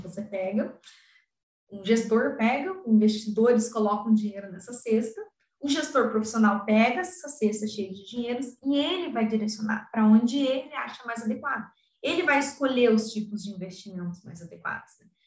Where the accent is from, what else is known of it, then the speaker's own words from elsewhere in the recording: Curitiba, Paraná, Brazil; eu sou de Curit do Paraná, Curitiba